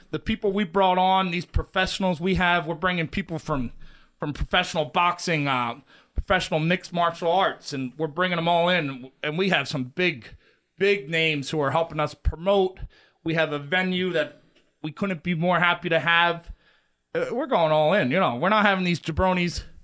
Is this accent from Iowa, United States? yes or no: no; Philadelphia, Pennsylvania, United States; I grew up in Philly, man.